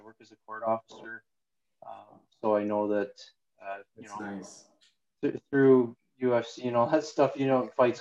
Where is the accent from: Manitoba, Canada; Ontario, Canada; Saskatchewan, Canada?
Ontario, Canada; Cannington; also born or lived in Mississauga / Georgina; the main area we grew up was in Cannington, so which is also north